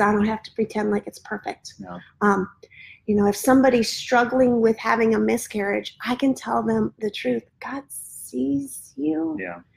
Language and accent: English; Midwest, United States; now in Florida, United States; Where I live now in Florida and mm raising children here versus the way I was raised in the Midwest